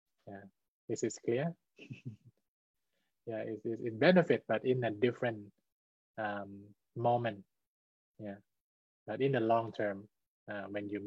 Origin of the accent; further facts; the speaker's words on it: Thailand; I'm from Thailand.